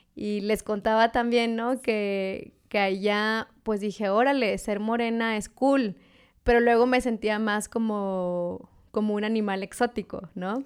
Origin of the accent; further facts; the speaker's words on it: Monterrey, Nuevo León, Mexico; also born or lived in Hermosillo, Sonora; yo en realidad no nací en Monterrey. Nací en Sonora, en Hermosillo